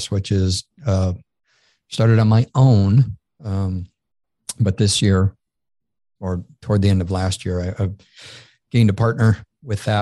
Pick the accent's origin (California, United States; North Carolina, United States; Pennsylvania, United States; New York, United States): New York, United States; Syracuse; now in Peachtree City, United States; I grew up in Syracuse, New York.